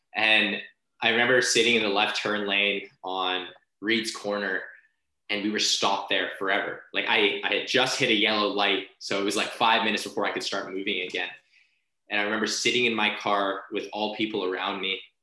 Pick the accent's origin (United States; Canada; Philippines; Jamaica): Philippines; as a Filipino, like we sing karaoke like quite often